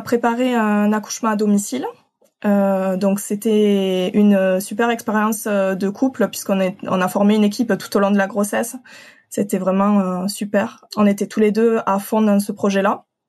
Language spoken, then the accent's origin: French; Occitania, France; je viens de d'Occitanie, du sud de la France.